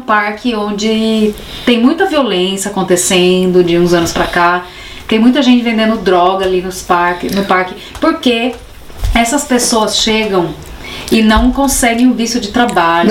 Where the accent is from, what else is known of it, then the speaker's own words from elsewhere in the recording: Brazil; now in Germany; nós, brasileiros da escola pública